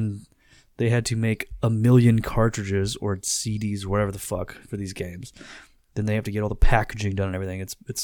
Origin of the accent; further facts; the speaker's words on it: Central Pennsylvania, United States; I'm from Central PA.